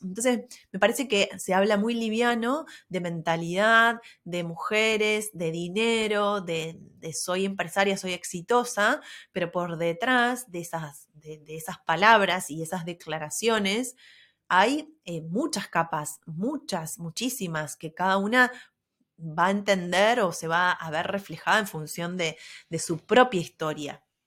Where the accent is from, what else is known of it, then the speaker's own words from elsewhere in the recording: Argentina; siendo del interior, no es lo mismo que vivir en Buenos Aires